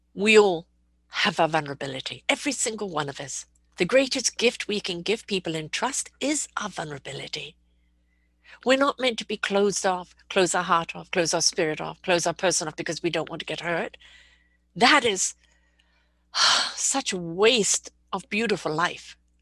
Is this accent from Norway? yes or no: no; United Kingdom; I'm a British person